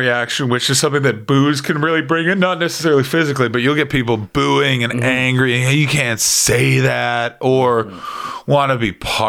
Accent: Toronto, Ontario, Canada; you say like, oh, I'm from Toronto, this is where Canada.

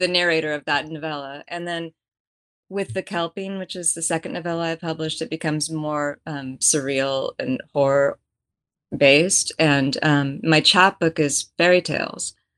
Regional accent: Bay Area, California, United States; moved away; also born or lived in Texas / France / Russia; I grew up in the Bay Area in a blue collar family

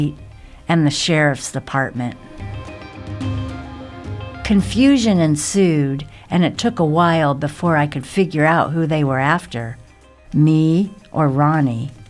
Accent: the South, United States; moved away; surviving the South

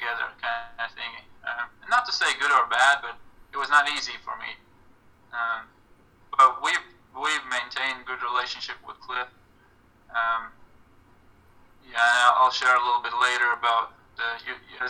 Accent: Latvia; moved away as an adult; also born or lived in Kansas, United States; now in United States; in Latvia, my former coach, my first coach from my hometown, he coached me up until I graduated high school

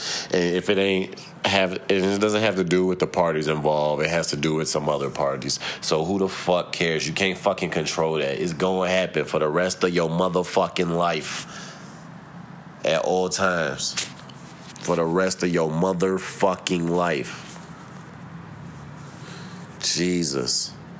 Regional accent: St. Louis, Missouri, United States; Like, I'm from St. Louis.

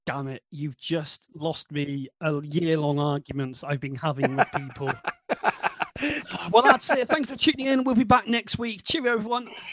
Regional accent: United Kingdom; we're typically British

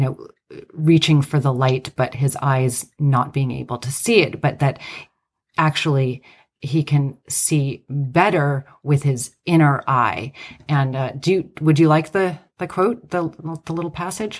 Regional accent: United States; I'm Greek American

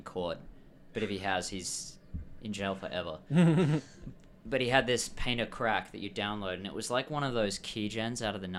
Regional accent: Perth, Western Australia, Australia; now in Vancouver, Canada; We're from Perth, same as

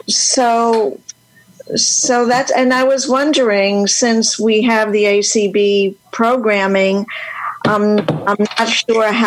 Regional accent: New York City, New York, United States; I'm from New York City.

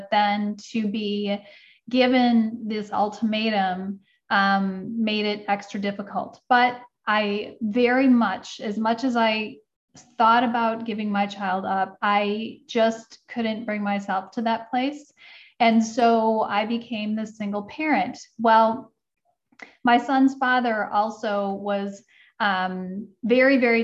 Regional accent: Midwest, United States; I grew up in the Midwest and I had a very traditional upbringing.

